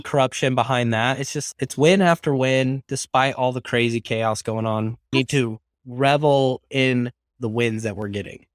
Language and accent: English; Arizona, United States; moved away; also born or lived in Utah; my home state of Arizona